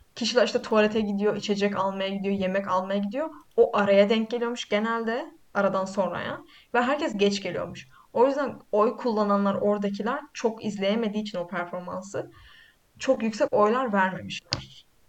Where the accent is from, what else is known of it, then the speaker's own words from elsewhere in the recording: Black Sea Region, Turkey; ben Karadeniz Karadenizliyim